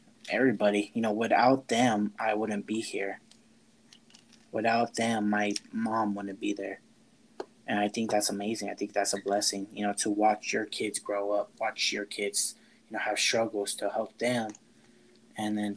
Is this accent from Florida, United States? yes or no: yes; Florida, United States; I was never born in Mexico. I was born in Florida